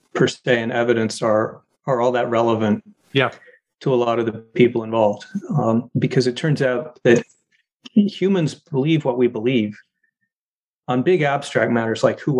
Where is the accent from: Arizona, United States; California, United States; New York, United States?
Arizona, United States; Arizona, my home state.